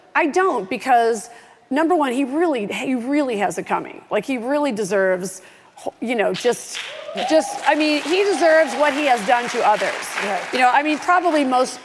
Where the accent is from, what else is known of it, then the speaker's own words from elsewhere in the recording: Oak Park, Illinois, United States; I'm from Oak Park, Illinois